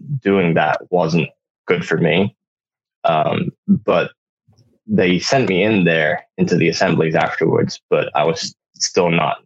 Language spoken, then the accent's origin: English; United Kingdom; moved away as an adult; also born or lived in Honduras; now in United States; had to move to back to the UK because my dad's British. And then I spent pretty much the majority of my life there